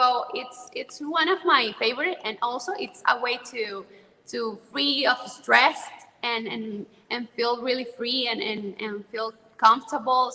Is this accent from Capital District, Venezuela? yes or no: no; Zulia, Venezuela; English is a second language; moved away as an adult; now in Caracas, Venezuela; Zulia State, which is the state that I was born